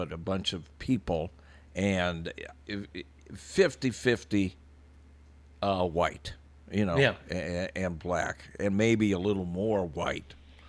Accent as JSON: {"language": "English", "country": "United States", "tie": "born or raised there", "said": "I grew up in the Quad Cities and I was Jewish. I remember being called a kike. I remember that we couldn't move into certain neighborhoods because they were restricted, and this was in the 60s."}